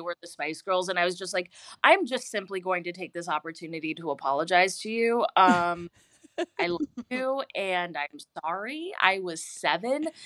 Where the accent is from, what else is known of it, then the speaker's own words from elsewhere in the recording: Houston, Texas, United States; now in Los Angeles, United States; I'm from Houston